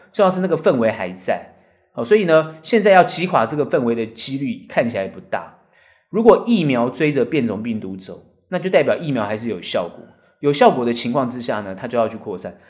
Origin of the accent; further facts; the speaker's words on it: Taiwan; 我们台湾人